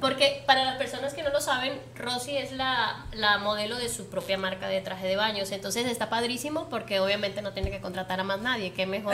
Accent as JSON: {"language": "Spanish", "country": "Venezuela", "moved": "yes", "said": "yo soy venezolana también"}